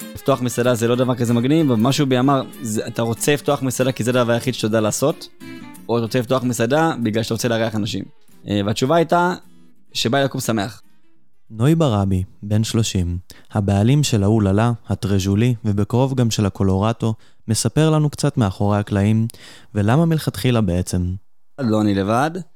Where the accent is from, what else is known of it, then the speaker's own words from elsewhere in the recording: Beersheba, Southern District, Israel; אני באר שבעי, זאת אומרת, גדלתי פה, נולדתי פה